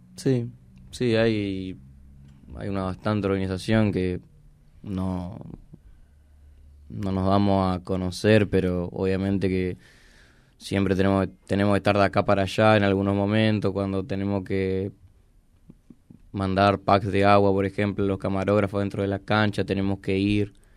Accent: Argentina

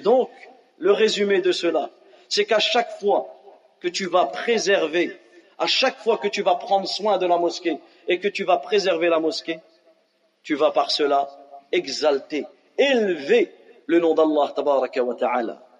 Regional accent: France; on a grandi en France

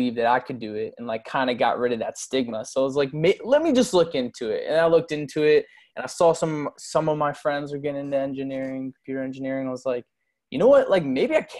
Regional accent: Doylestown, Pennsylvania, United States; moved away as an adult; now in Palm Beach Gardens, United States; I literally grew up in Doylestown.

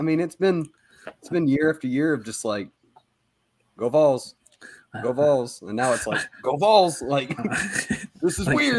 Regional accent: Bristol, Tennessee, United States; moved away as an adult; now in Knoxville, United States; I'm from the Bristol area originally in Tennessee. And after I graduated out of community college, I came down to the University of Tennessee.

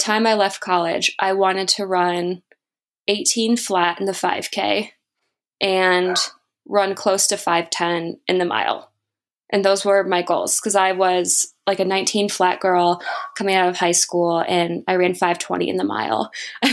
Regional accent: Toledo, Ohio, United States; I grew up in Toledo, Ohio

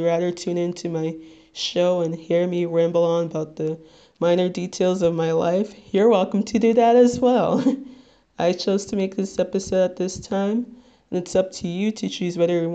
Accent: Little Ferry, New Jersey, United States; I am from Little Ferry, New Jersey, which, if you're not familiar with, it's in Bergen County, the neighboring town between Hackensack and Teaneck.

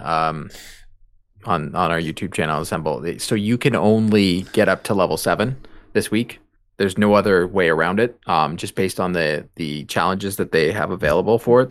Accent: Canada; we're Canadian

